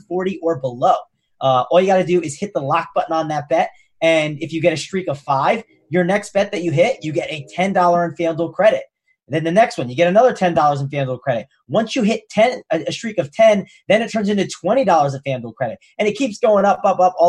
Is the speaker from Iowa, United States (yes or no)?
no; New Jersey, United States; I'm from Jersey